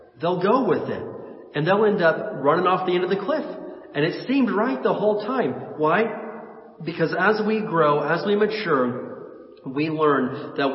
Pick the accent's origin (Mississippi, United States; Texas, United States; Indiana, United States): Indiana, United States; I was born and raised in Indiana